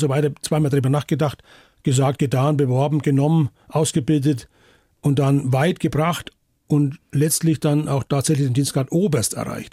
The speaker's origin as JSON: {"language": "German", "town": "Bayreuth", "region": "Bavaria", "country": "Germany", "tie": "born or raised there", "said": "das ist meine Heimatstadt"}